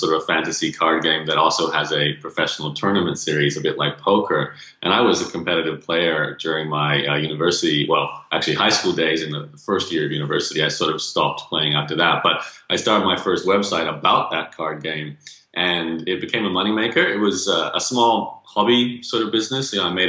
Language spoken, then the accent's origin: English; Australia; accent: Canadian; Well, born and raised in Australia, although I have Canadian parents, hence Canadian accent.